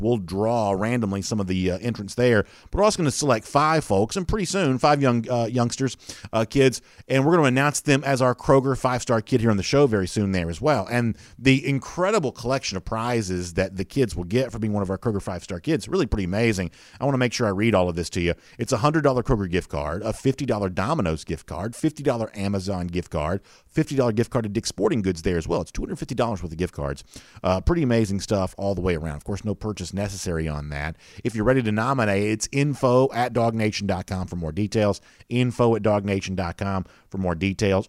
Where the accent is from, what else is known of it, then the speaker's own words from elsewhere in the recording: Southeast, United States; I'm from the Southeast